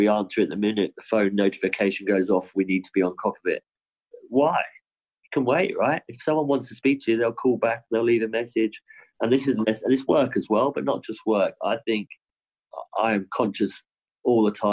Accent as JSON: {"language": "English", "country": "United Kingdom", "tie": "born or raised there", "moved": "yes", "lives_now": "Australia", "said": "my home country"}